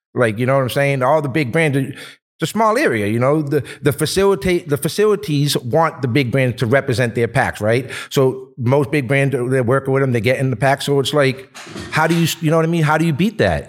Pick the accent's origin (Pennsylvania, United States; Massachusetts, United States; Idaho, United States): Massachusetts, United States; Boston; moved away as an adult; now in Los Angeles, United States; I was born and raised in Boston for thirty-eight years